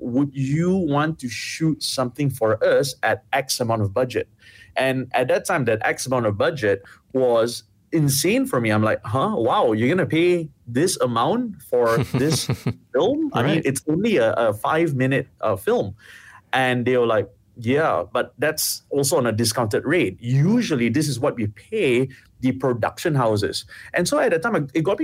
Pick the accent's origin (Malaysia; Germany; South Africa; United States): Malaysia; Ipoh, Perak; growing up in Ipoh